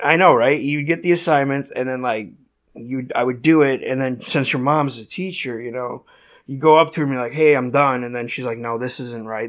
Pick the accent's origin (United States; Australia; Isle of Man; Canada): United States; Merrillville, Indiana; shitty town in Indiana called Maryville.